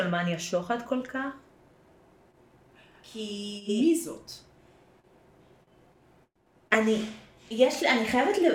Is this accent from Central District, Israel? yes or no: yes; Central District, Israel; אני אה, גדלתי תקופה בעמק חפר, אז יש את גבעת חיים איחוד ומאוחד.